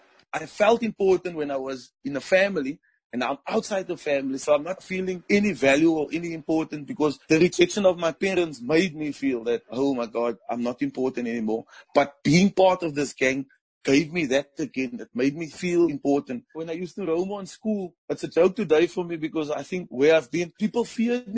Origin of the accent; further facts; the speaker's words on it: Cape Town, Western Cape, South Africa; growing up in the Cape Flats